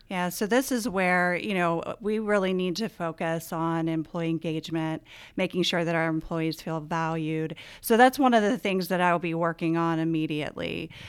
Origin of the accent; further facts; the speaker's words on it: Winchester, Virginia, United States; I grew up in Winchester